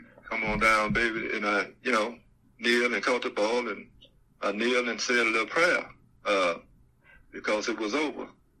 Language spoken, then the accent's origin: English; Mobile, Alabama, United States; It was about my hometown. It was about all the people in my hometown.